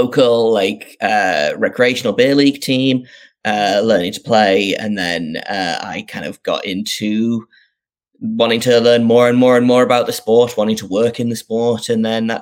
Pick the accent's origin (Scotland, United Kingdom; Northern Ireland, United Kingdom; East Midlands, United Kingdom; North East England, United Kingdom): North East England, United Kingdom; I grew up in the northeast of England, if people can't tell from my accent.